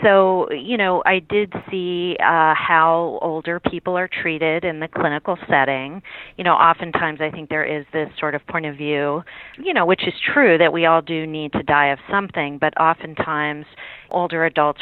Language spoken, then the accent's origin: English; Pittsburgh, Pennsylvania, United States; now in Washington, D.C., United States; I grew up in Pittsburgh, Pennsylvania